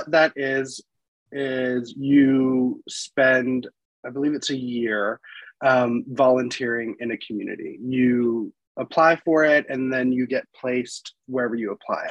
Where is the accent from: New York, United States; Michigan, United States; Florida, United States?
Florida, United States; Florida Panhandle, United States; moved away; I grew up in the Florida Panhandle in a small town